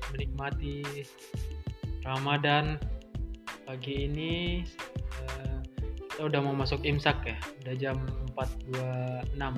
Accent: South Solok, West Sumatra, Indonesia; now in Jakarta, Indonesia; Saya berasal dari Solok Selatan di daerah itu Sumatera Barat ya.

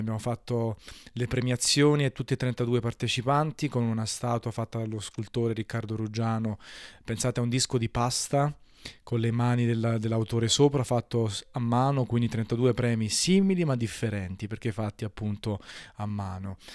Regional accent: Naples, Campania, Italy; da napoletano

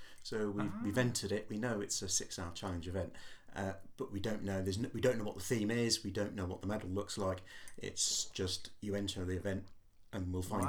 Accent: North Wales, United Kingdom; moved away as an adult; now in Portsmouth, United Kingdom; Growing up in Wales

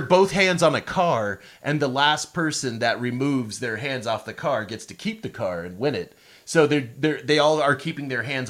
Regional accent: Pawnee, Oklahoma, United States; I'm from Pawnee, Oklahoma

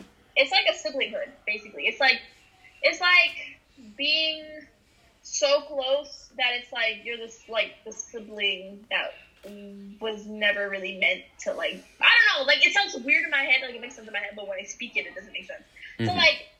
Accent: New York City, New York, United States; I'm from the Bronx.

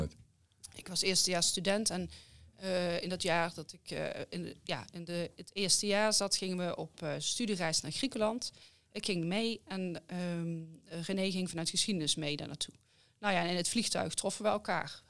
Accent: Limburg, Netherlands; accent: Limburgish; Ik kom natuurlijk uit Limburg, dus dan doe je aan handbal

